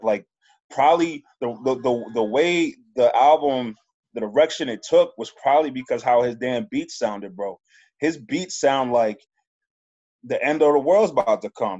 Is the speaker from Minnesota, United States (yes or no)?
no; New York, United States; moved away as an adult; now in Worcester, United States; I'm from New York. Yeah, and I'm out here in Worcester.